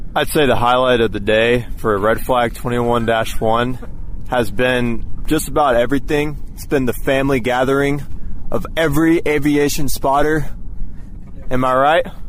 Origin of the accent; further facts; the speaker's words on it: Texas, United States; we're from Texas